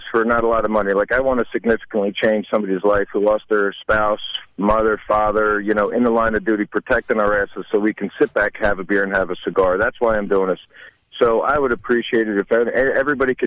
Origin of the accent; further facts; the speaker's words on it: New Jersey, United States; my home state in New Jersey